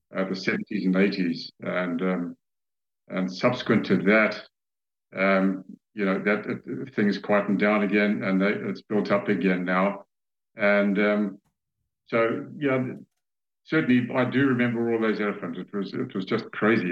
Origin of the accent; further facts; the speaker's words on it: Zambia; I was born and raised in Zambia, I've spent most of my life here.